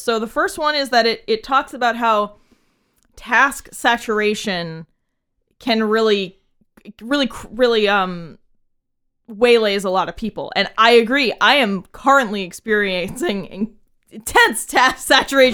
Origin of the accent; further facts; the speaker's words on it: New England, United States; We are from New England